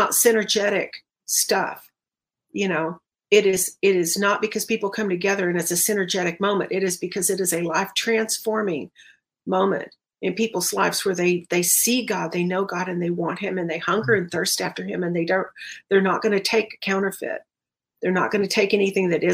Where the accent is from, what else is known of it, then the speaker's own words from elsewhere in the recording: Dallas, Texas, United States; moved away; I'm from Dallas originally